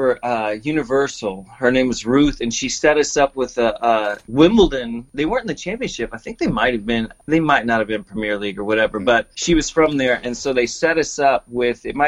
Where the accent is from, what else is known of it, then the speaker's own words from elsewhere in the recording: Huntsville, Texas, United States; also born or lived in Dallas; I grew up in Huntsville, which is in between Houston and Dallas.